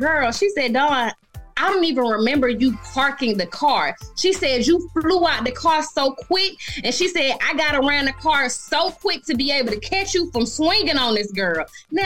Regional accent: Decatur, Georgia, United States; I'm from Atlanta, Decatur, to be exact

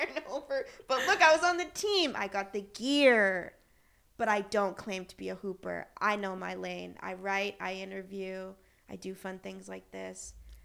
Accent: Boston, Massachusetts, United States; I'm from Boston.

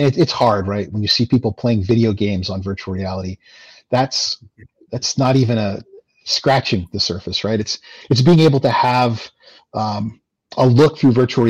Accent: Lubbock, Texas, United States; now in New Hampshire, United States; I'm a Texan man. I was born in Lubbock

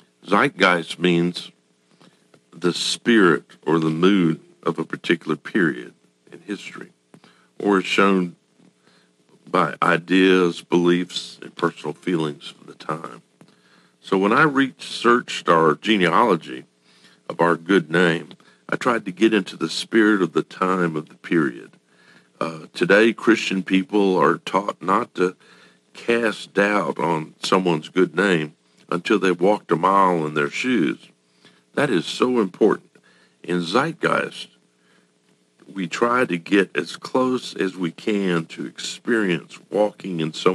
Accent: Japan; born there; …, because I was born in Japan

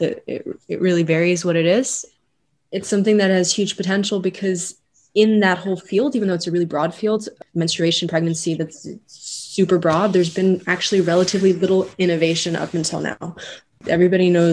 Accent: Geneva, Switzerland; I'm a third year medical student at ETH and I'm originally from Geneva

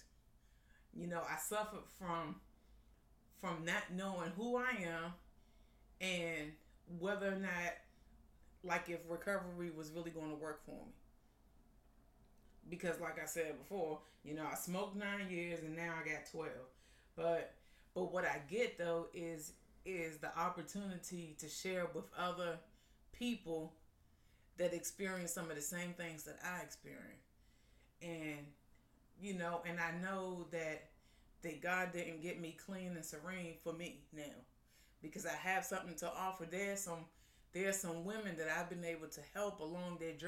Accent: Arlington, Virginia, United States; I grew up right over there in South Arlington, right off of 24th Street in Green Valley, the Knock community

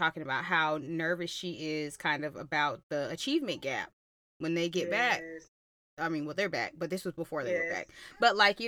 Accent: Georgia, United States; I'm from Georgia.

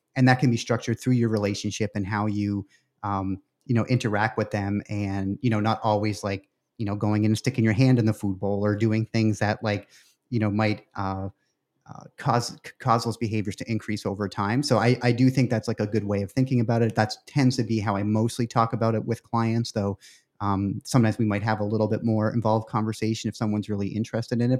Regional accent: Canada; moved away; I'm originally from Canada

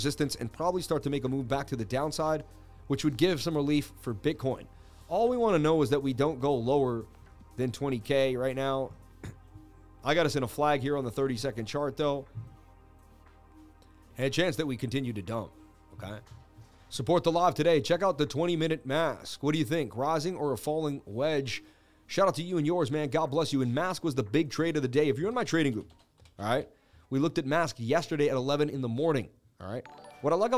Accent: Boston, Massachusetts, United States; I grew up in Boston, Mass

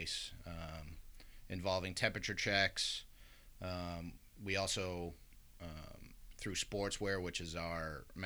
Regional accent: Worcester, Massachusetts, United States; I was born and raised in Worcester

